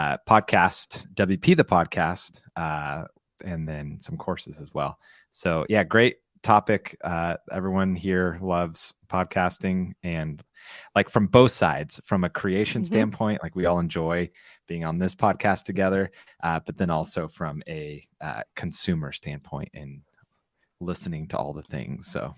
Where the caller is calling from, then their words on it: San Clemente, California, United States; and I'm broadcasting from San Clemente, California.